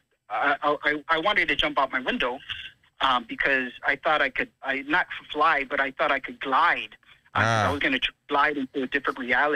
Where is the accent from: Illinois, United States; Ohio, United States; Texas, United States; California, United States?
Texas, United States; San Antonio; I'm from San Antonio